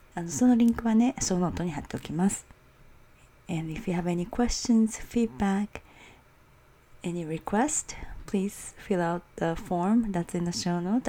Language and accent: Japanese; Osaka, Japan; 大阪の中を転々としてた